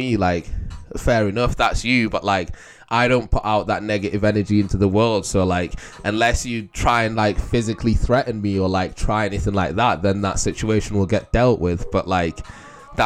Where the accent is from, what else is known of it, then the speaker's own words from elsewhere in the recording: Manchester, North West England, United Kingdom; moved away; I moved to Manchester